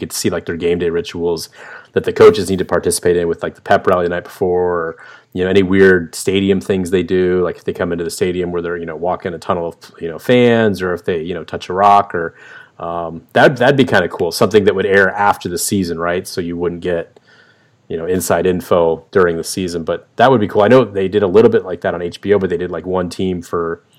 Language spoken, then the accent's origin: English; West Coast, United States; now in US East Coast; I came from the West Coast where it was all Pac-12 I got to see a lot of. And now that I moved to the East Coast